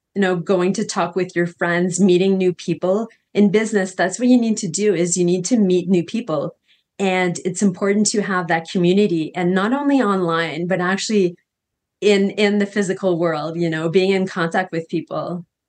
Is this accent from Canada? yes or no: yes; Canada; now in Costa Rica; I'm from Canada originally